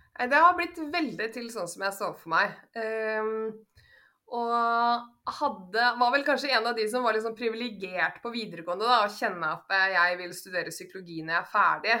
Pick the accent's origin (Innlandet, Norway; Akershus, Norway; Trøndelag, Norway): Innlandet, Norway; Kongsvinger; now in Oslo, Norway; Jeg kommer opprinnelig fra Kongsvinger. Men jeg har bodd nå i Oslo de siste 20 årene